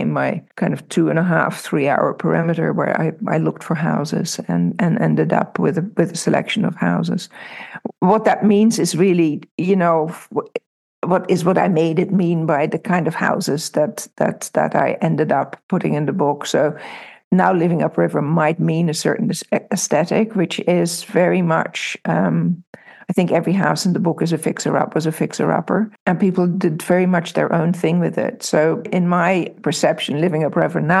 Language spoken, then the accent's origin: English; Amsterdam, North Holland, Netherlands; moved away; also born or lived in Milford, Pennsylvania / New York City; I grew up in Amsterdam, so I didn't really grow up in the country.